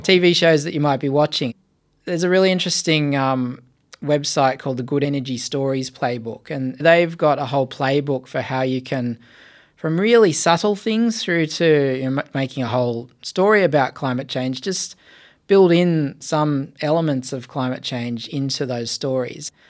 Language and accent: English; Blue Mountains, New South Wales, Australia; I was born in the Blue Mountains and I grew up right on the edge of what would become the national park there